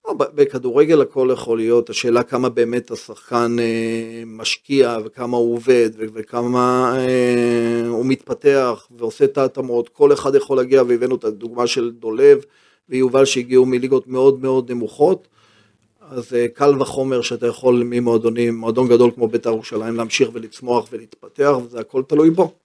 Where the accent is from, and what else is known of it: Haifa, Haifa District, Israel; born or raised there; also born or lived in Herzliya